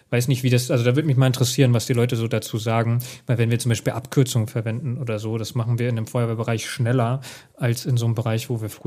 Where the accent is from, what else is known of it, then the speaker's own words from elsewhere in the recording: Hesse, Germany; aber ich bin Hesse, ich darf das.